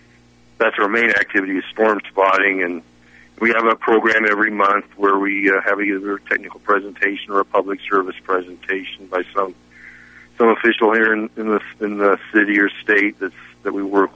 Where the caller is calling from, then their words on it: Lincoln, Nebraska, United States; Lincoln, Nebraska.